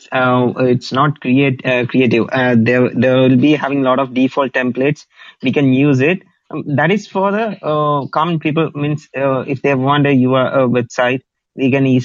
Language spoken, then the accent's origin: English; Kerala, India; first language Malayalam; English is a second language; for me, my mother tongue, Malayalam or oh, who will be speaking like uh, 40 million people. 35 to 40 million people is speaking my language.